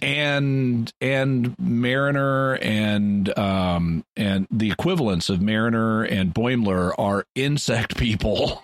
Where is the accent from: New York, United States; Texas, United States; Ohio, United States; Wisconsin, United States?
Texas, United States; Corpus Christi; Corpus Christi, my hometown, my, or my birth town